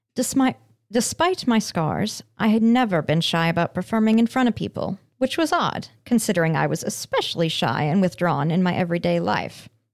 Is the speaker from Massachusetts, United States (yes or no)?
no; Aurora, Colorado, United States; my hometown of Aurora.